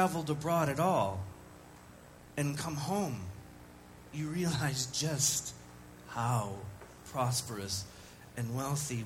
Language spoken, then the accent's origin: English; United States; as an American